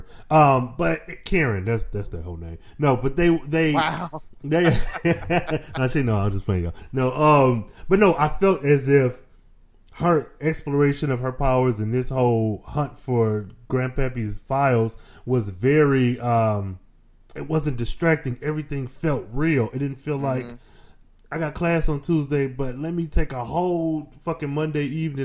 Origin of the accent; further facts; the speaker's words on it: Flint, Michigan, United States; I'm from Flint